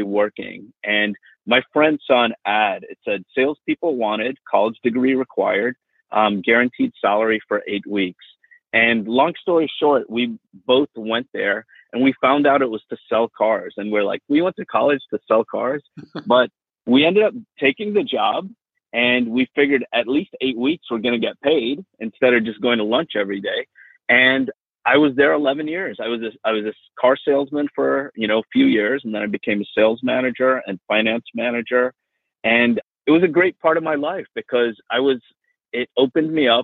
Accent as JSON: {"language": "English", "town": "Miami", "region": "Florida", "country": "United States", "tie": "born or raised there", "also_born_or_lived": "India / England", "said": "growing up in Miami was really, really nice"}